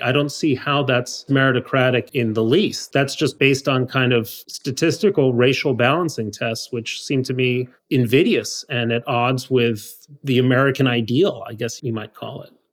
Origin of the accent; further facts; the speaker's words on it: Mexico City, Mexico; moved away; I grew up in Mexico City